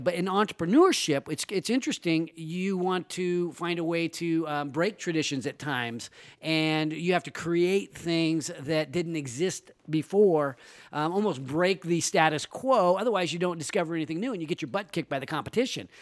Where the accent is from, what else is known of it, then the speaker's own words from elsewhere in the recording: Roseville, California, United States; my hometown is Roseville